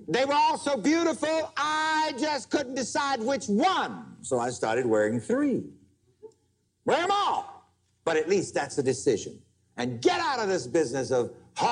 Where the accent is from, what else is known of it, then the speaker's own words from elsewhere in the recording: South Carolina, United States; growing up in South Carolina, in conditions just one step from slavery